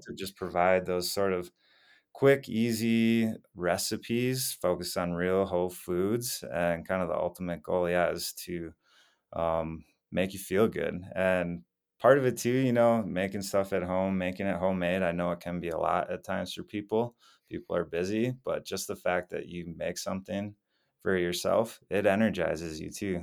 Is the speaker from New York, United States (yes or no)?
no; Wisconsin, United States; moved away as an adult; also born or lived in Minneapolis, Minnesota; now in Colorado, United States; I grew up in Wisconsin for most of my life